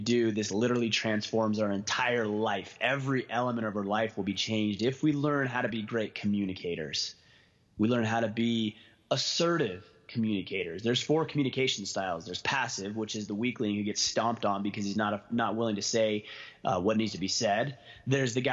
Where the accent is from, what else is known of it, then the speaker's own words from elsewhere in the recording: Southern Utah, United States; my hometown in Southern Utah